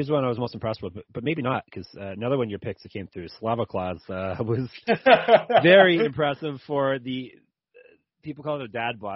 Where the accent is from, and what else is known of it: Canada